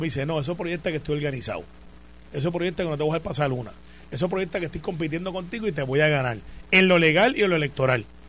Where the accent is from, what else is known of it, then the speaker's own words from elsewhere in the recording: Puerto Rico; Como buen puertorriqueño